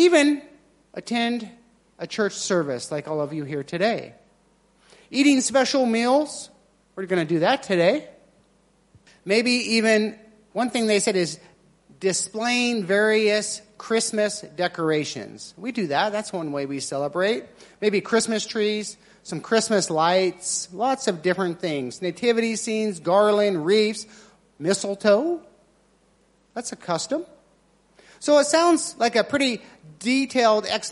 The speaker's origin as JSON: {"language": "English", "country": "United States", "moved": "yes", "said": "I'm American, so we have our traditions"}